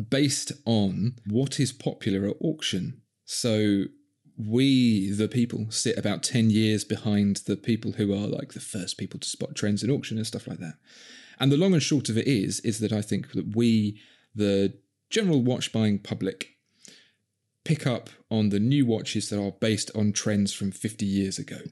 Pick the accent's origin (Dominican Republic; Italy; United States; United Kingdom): United Kingdom; London; accent: Cockney; born and bred in Southeast London